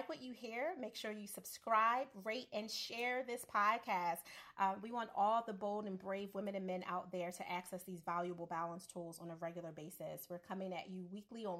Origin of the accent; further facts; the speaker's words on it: Philadelphia, Pennsylvania, United States; I'm from Philly